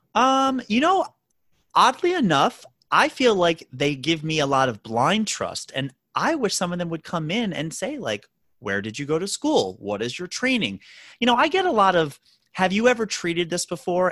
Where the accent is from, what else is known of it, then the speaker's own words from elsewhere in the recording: Baltimore, Maryland, United States; moved away as an adult; now in New York City, United States; born and raised in Baltimore, Maryland, did all my schooling there